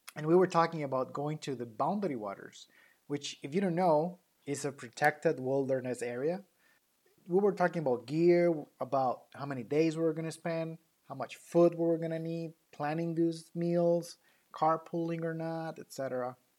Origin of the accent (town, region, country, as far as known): Mexico; accent: thick Latino accent; English is a second language; now in United States